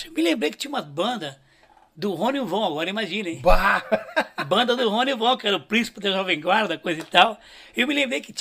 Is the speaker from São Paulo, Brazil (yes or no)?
yes; São Paulo, Brazil; Eu, eu me lembrei que eu, eu curti … quando era guri em São Paulo, né?